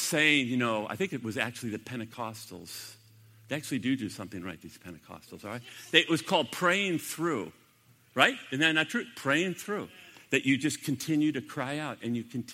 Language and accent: English; United States; I'm an American